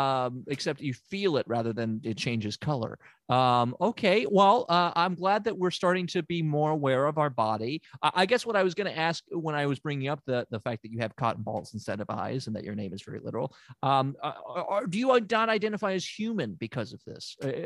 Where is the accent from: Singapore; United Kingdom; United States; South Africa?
United States; Memphis, Tennessee; I'm from Memphis, Tennessee. I'm a good old Southern boy.